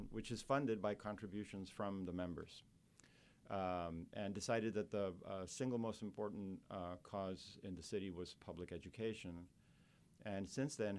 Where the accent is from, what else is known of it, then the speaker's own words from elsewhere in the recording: Costa Rica; moved away as an adult; now in New Orleans, United States; I came to pursue graduate education at Tulane as a passport or a ticket to go back to my home country to direct a research center. It's Costa Rica.